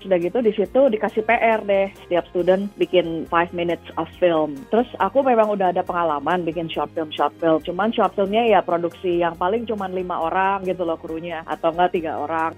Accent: Indonesia; now in Austin, United States

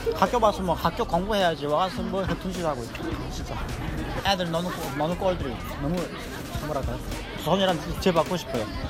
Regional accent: North Korea; born or raised there; now in Rochester, United States

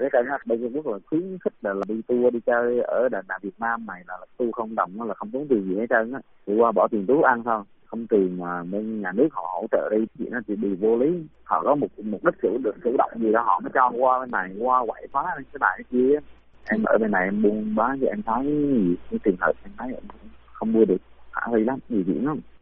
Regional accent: Vietnam

